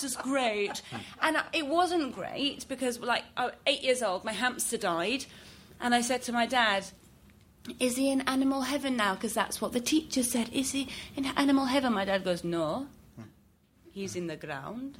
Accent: Iran; moved away; I'm originally from Iran

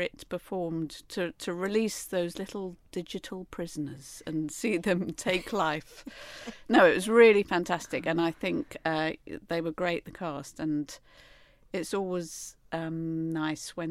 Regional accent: United Kingdom; as a British middle class, repressed, emotionally unevolved human being

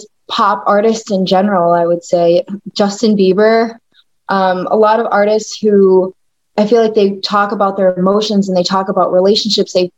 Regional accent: Bogotá, Colombia; I myself am Colombian. I was born in Bogota, Colombia.

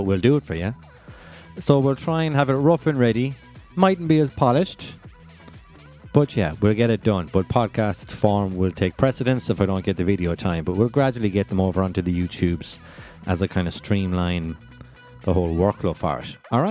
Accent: Kilfenora, Munster, Ireland; I grew up in Kilfenora, about 10 minutes from Lahinch

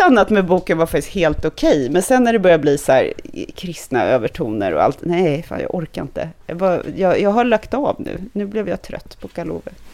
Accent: Stockholm, Stockholm County, Sweden; also born or lived in United States / Hong Kong / France; jag är född och uppvuxen i Stockholm, att jag är stockholmare

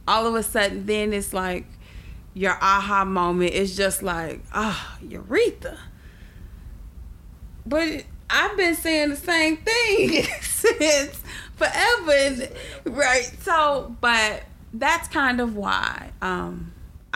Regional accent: Chicago, Illinois, United States; I am originally from Chicago

